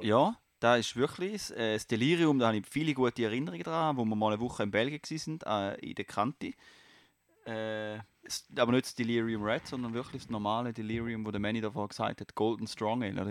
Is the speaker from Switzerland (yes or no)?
yes; Basel, Basel-Stadt, Switzerland; ich komme aus Kleibasel